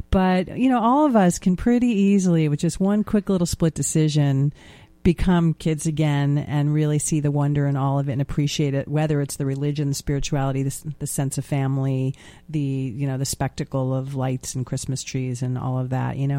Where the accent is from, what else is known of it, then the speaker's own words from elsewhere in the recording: New York, United States; as a New Yorker